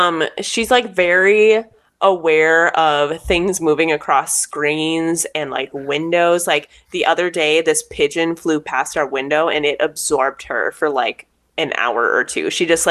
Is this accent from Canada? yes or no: no; United States; accent: American; also born or lived in Korea; they can hear my American accent come through mm-hmm. the way that I speak Korean